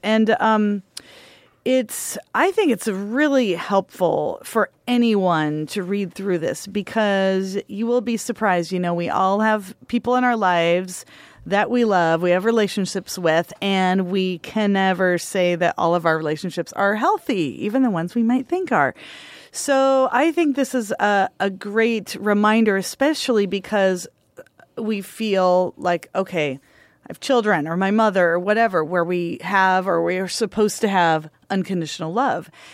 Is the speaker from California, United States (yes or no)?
no; Union County, Grande Ronde Valley, Oregon, United States; I grew up in Union County